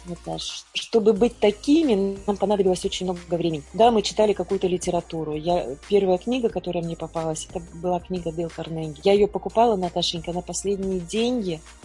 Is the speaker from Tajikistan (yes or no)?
no; Kyrgyzstan; moved away as an adult; я же вообще из Киргизии, и у нас там была война